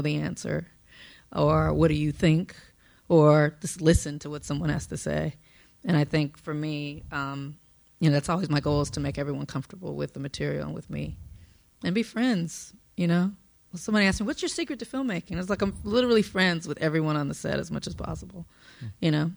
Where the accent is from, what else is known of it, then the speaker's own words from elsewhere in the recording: Compton, California, United States; I'm from Compton, South Central